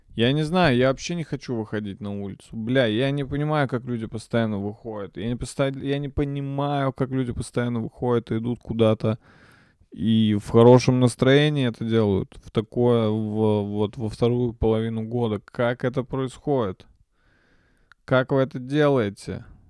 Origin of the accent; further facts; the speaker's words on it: Nizhny Novgorod, Nizhny Novgorod Oblast, Russia; я родился в Нижнем Новгороде